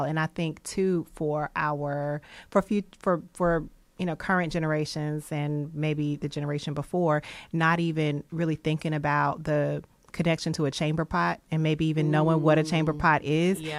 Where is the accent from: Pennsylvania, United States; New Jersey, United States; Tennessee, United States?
Tennessee, United States; Hendersonville; moved away; also born or lived in Nashville, Tennessee; when I grew up, actually, I mean, I claim Nashville and I am from Nashville, but my home, my parents, my mom, we lived in Hendersonville, which was mm-hmm. a different county, was in Sumner County